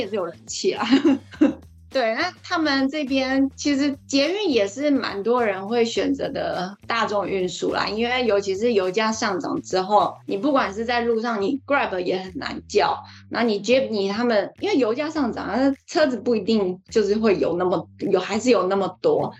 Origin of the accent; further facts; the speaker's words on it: Taiwan; 我们在台湾讲闽南语